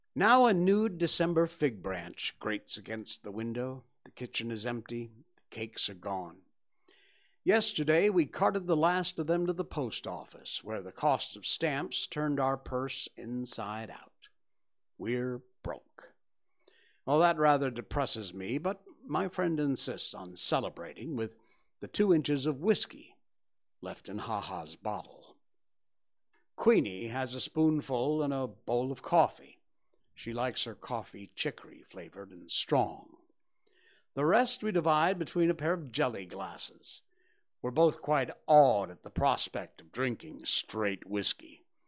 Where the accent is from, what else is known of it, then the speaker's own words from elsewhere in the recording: Cornwall, Connecticut, United States; moved away as an adult; now in Malaysia; When I was growing up in Cornwall, Connecticut, it's very rural